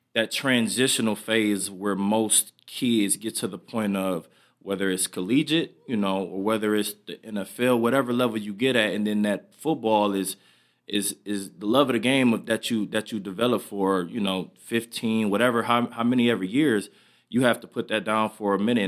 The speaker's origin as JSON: {"language": "English", "region": "Michigan", "country": "United States", "tie": "born or raised there", "moved": "yes", "said": "I'm back in my hometown, Michigan"}